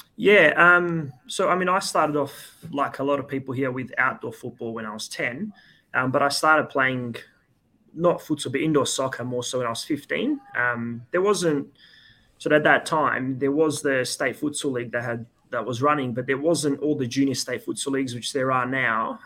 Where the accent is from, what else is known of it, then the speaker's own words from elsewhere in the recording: Perth, Western Australia, Australia; also born or lived in Serbia; I moved to Australia when I was six with my family and I've been here ever since